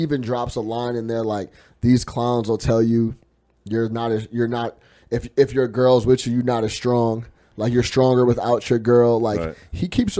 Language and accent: English; Chicago, Illinois, United States; I just talked about, you know, growing up on the South Side on 65th and Ingleside.